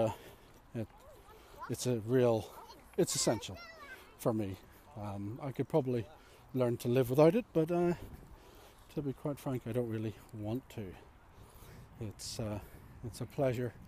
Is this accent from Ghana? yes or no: no; Ireland; I'm Irish.